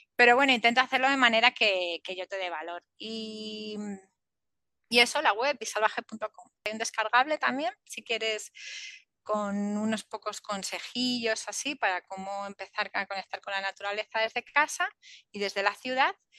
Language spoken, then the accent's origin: Spanish; Spain; a nosotros, a la península